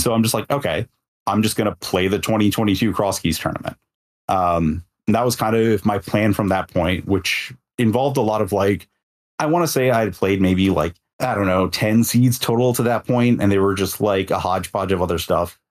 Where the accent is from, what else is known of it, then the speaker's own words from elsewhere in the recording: Detroit, Michigan, United States; moved away; in my hometown Detroit